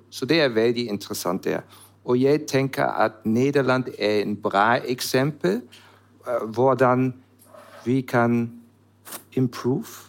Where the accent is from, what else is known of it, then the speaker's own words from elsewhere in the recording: Germany; Norwegian is a second language; moved away as an adult; also born or lived in Switzerland / Netherlands; now in Norway; jeg kommer fra Tyskland